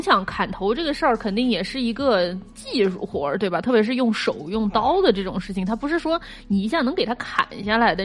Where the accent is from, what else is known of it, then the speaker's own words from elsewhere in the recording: Nanjing, Jiangsu, China; 我最近作为一个南京人